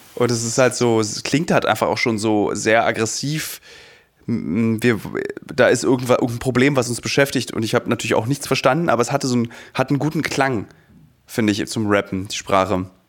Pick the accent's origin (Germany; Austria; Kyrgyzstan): Germany; Berlin; jetzt als Berliner